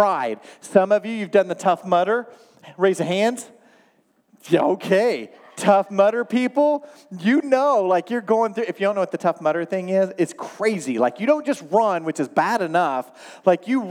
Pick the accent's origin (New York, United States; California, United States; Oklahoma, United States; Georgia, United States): Oklahoma, United States; now in Michigan, United States; I grew up in Oklahoma.